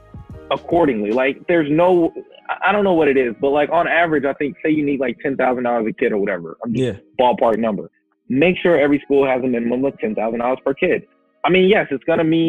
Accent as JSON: {"language": "English", "town": "Kansas City", "region": "Missouri", "country": "United States", "tie": "born or raised there", "moved": "yes", "lives_now": "New York City, United States", "said": "I grew up in Kansas City, Missouri"}